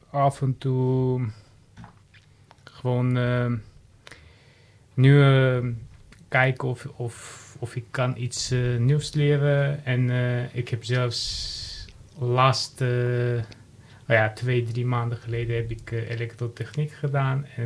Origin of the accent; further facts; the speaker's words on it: Armenia; Dutch is a second language; now in Heemstede, Netherlands; Ik, heb Armeense afkomst.